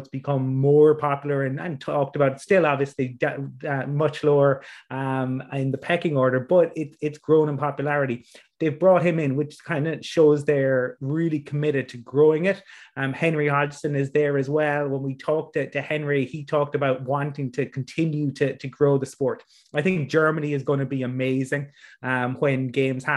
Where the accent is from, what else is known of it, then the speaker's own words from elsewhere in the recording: Dublin, Leinster, Ireland; I'm from Dublin